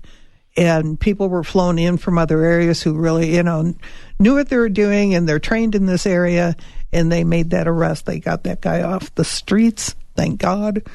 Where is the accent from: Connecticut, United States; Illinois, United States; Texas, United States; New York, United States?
Illinois, United States; Chicago; moved away as an adult; also born or lived in Sierra Vista, Arizona; now in Arizona, United States; When I first moved here, I'm from Chicago. I lived downtown Chicago